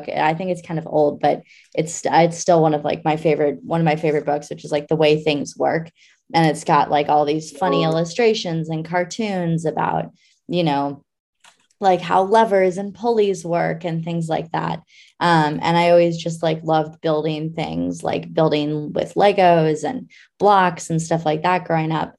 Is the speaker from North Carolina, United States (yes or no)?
no; Anchorage, Alaska, United States; I grew up in Anchorage, Alaska.